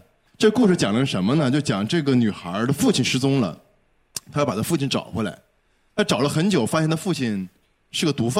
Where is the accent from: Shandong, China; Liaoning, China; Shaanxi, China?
Liaoning, China; Shenyang; 我因为是沈阳人嘛